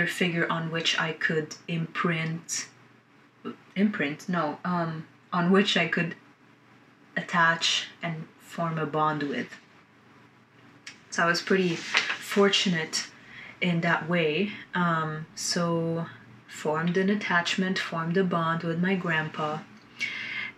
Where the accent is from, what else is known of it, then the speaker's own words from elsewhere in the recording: Lebanon; I was born in Lebanon, and I was born during the last years of the 15-year war